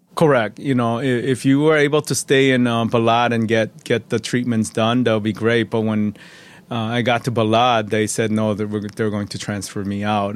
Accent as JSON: {"language": "English", "town": "Chicago", "region": "Illinois", "country": "United States", "tie": "born or raised there", "also_born_or_lived": "Chuncheon, South Korea", "said": "we settled in, um, uh, Chicago, Illinois. Uh, and I, I grew up there"}